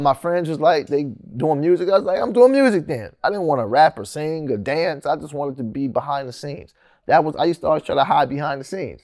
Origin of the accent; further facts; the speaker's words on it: Sacramento, California, United States; also born or lived in San Francisco; I was born in San Francisco and moved out here in Sacramento when I was probably six, some, somewhere around six years old.